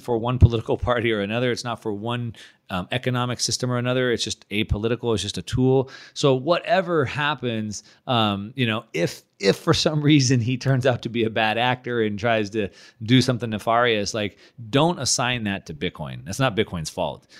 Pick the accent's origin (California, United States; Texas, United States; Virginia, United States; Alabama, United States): California, United States; moved away as an adult; now in Puerto Rico; we're both from California